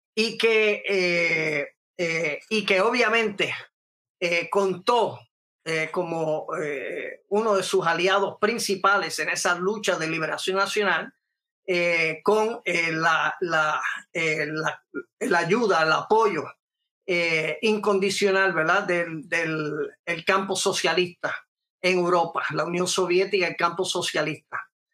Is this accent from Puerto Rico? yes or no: yes; Puerto Rico; also born or lived in New York City, United States (born); yo estuve entre miles de jóvenes puertorriqueños